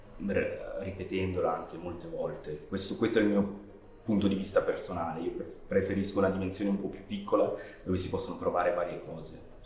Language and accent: Italian; near Chiasso, Ticino, Switzerland; now in London, United Kingdom; vengo dal Canton Ticino, vicino a Chiasso, e sono un regista di animazione in Inghilterra, soprattutto eh, con base a Londra